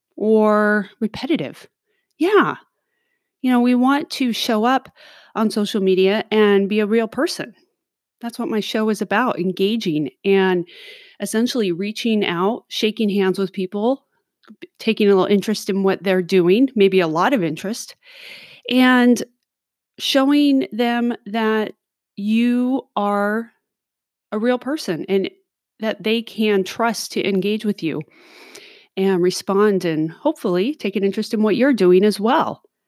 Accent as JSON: {"language": "English", "town": "Los Angeles", "region": "California", "country": "United States", "tie": "born or raised there", "moved": "yes", "said": "I grew up in Los Angeles"}